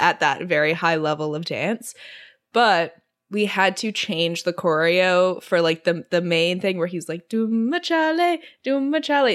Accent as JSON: {"language": "English", "country": "Singapore", "tie": "born or raised there", "said": "I grew up in Singapore"}